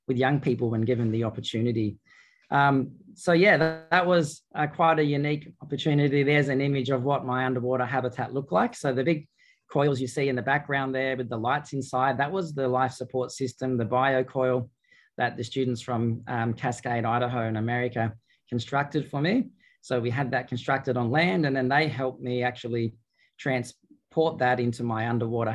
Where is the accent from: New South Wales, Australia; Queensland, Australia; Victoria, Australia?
New South Wales, Australia; Albury; my hometown of Albury-Wodonga